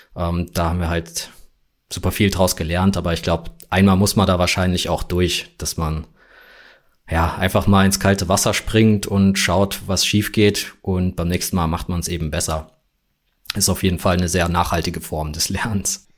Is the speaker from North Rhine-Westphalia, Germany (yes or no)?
no; Frankfurt, Hesse, Germany; ich komme ja aus Deutschland, aus Frankfurt